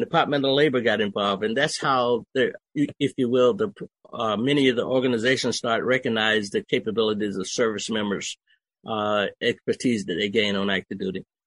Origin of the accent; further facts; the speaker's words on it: Okefenokee Swamp, Georgia, United States; moved away as an adult; also born or lived in Germany; I was raised in Okefenokee Swamp